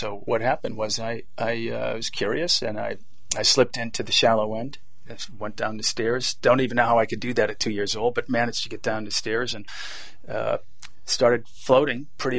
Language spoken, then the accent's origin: English; Boston, Massachusetts, United States; Yes, Boston, Massachusetts.